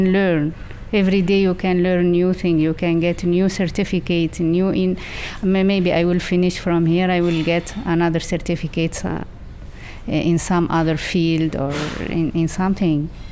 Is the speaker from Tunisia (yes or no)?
yes; Tunisia; I'm 46 years old. I'm from Tunisia.